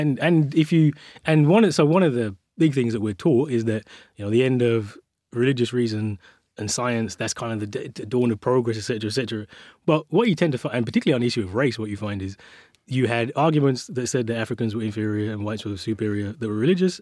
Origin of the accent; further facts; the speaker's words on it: Birmingham, West Midlands, United Kingdom; I was born and raised, uh, in the city of Birmingham. I still live around the corner from where I grew up